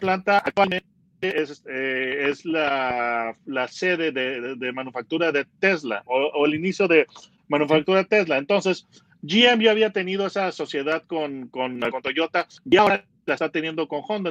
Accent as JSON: {"language": "Spanish", "country": "Mexico", "said": "soy periodista mexicano"}